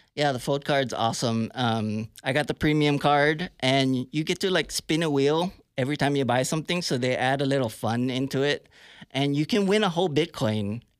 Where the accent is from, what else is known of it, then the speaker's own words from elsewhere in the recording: Hawaii, United States; also born or lived in San Francisco Bay Area, California; now in Tulsa, United States; I grew up in Hawaii, but I lived in the Bay Area for a long time.